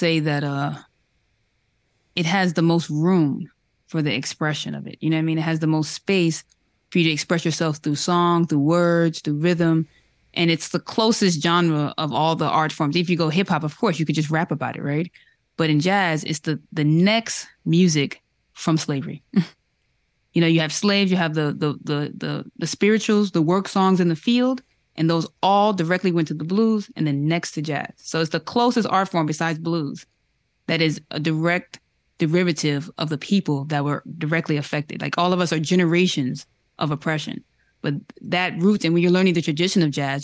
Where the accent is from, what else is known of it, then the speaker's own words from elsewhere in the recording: New York, United States; I'm from New York